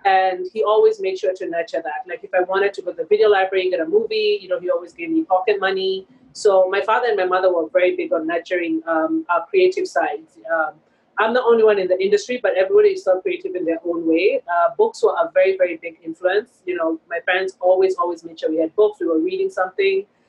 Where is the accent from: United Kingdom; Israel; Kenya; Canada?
Kenya; moved away as an adult; also born or lived in Boston; When I was growing up in Kenya, there wasn't a film school, which is why I went mm-hmm. to mm. film school in Boston.